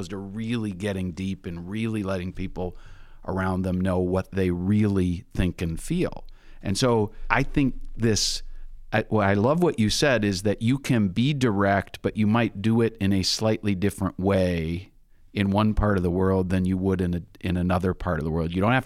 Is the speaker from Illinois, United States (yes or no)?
no; Minnesota, United States; I'm in Minnesota, and one of the things people say about folks from Minnesota is we're Minnesota nice